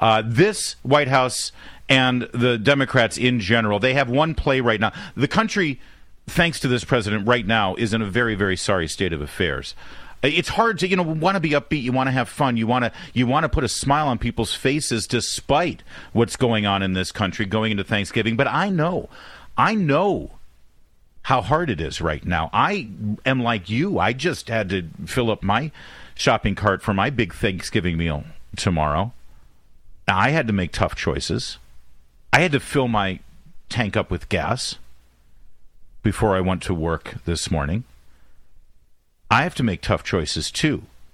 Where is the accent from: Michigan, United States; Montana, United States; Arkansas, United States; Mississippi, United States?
Michigan, United States; Detroit; born there; also born or lived in Orange County / New York; now in Washington, D.C., United States; I was born in Detroit, so everyone in WJR, love you. Go Blue this Saturday, big game. Then I moved to Southern California, Orange County